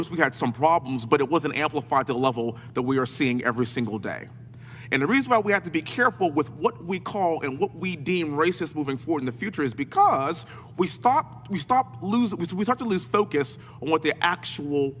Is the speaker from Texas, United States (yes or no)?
yes; Texas, United States; born and raised in Texas, living in Houston